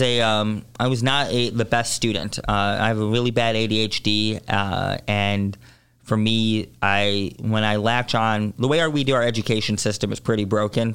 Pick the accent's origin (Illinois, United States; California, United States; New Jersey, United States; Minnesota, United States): Illinois, United States; Chicago; born and raised in Hyde Park